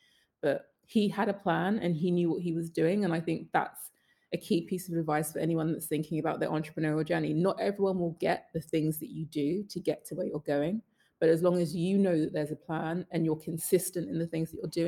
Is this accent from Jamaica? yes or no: yes; Jamaica; And then going back to being Jamaican, Jamaicans do not say they are coming second in anything.